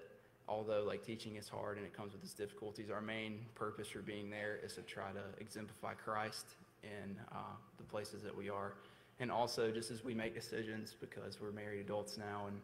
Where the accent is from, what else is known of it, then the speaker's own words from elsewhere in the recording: Greer, South Carolina, United States; I'm from Greer, South Carolina